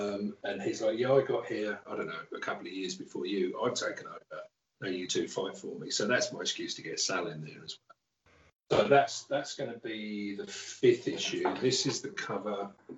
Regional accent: England, United Kingdom; Almost to the point where, especially because I grew up in England, those people, Stan, Jack, Bernie, Barry Smith, Jeff Jones, it's almost like they weren't people, they were gods.

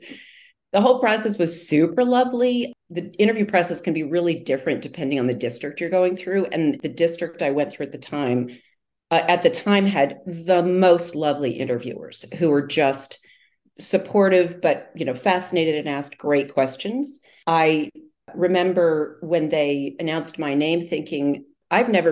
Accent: Iowa, United States; moved away; I grew up in Iowa

